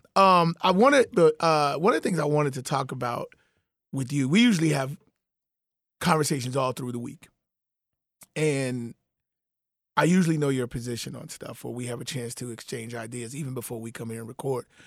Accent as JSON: {"language": "English", "town": "Chicago", "region": "Illinois", "country": "United States", "said": "I'm a Chicagoan"}